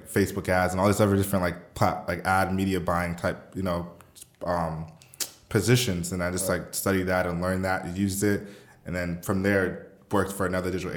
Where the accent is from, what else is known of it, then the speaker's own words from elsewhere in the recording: Riverside, California, United States; also born or lived in Miami, Florida; I'm originally from Miami, so I was born in Miami, okay. Lived there for like 8 years, and I moved to Riverside, California. So for those that don't know, there's this little city in California called Riverside. I love it. But that's where I grew up, really.